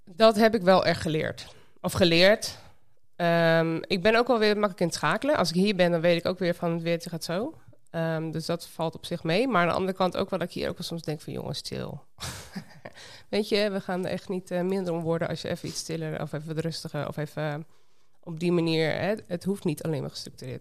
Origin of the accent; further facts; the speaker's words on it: Sleen, Drenthe, Netherlands; moved away as an adult; also born or lived in Winschoten; now in Costa Rica; Ik ben in Winschoten geboren, dus toch echt een Noordeling. Maar op mijn tweede ben ik verhuisd naar Sleen, een dorpje bij Emmen